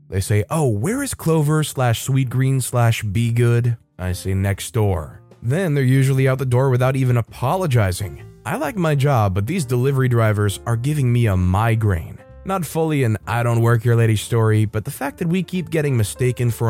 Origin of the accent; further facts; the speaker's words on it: Minnesota, United States; I'm extremely rude compared to the normal hospitality of the South. I'm from Minnesota, where people are polite by curt.